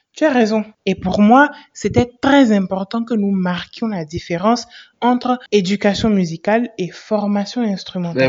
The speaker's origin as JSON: {"language": "French", "country": "Benin", "said": "chez nous au Bénin"}